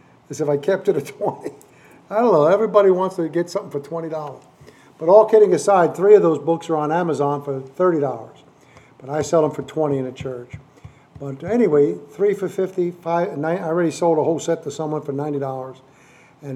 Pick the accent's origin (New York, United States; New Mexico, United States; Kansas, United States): New York, United States; New York City; moved away; I'm a native New York nut. You know, I grew up, Lenox Hill Hospital is where I was born. I was ground zero during COVID, you know, in the crazy Manhattan there with Mount Sinai Hospital. And I grew up in Upper East Side of Manhattan.